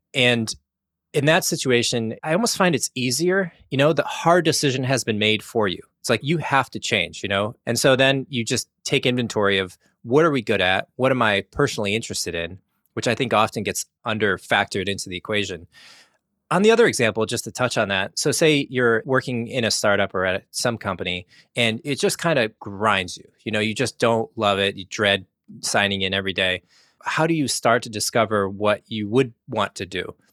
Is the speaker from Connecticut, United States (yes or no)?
yes; Connecticut, United States; moved away as an adult; also born or lived in Singapore; I grew up in Connecticut, went to school for mechanical engineering, and then I moved to Singapore